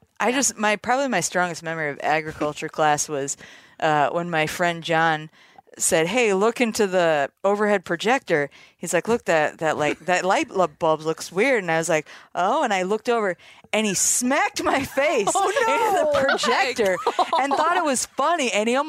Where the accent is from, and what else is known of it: Iowa, United States; born or raised there